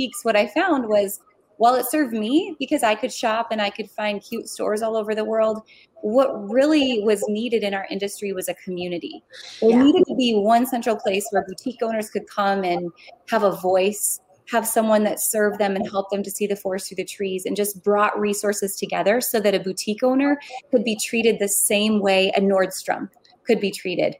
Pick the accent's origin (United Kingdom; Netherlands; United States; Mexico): United States; North Dakota; I'm from North Dakota originally